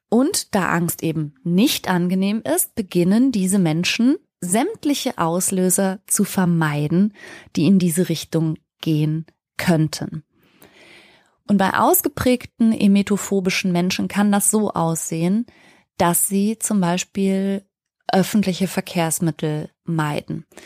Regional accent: Ruhr area, North Rhine-Westphalia, Germany; ich bin im Ruhrgebiet groß geworden

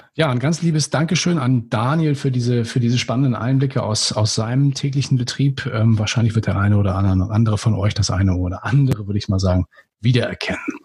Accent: Northern Germany, Germany; als Norddeutscher

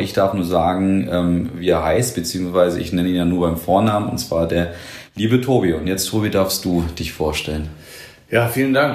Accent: Nuremberg, Bavaria, Germany; als Nürnberger

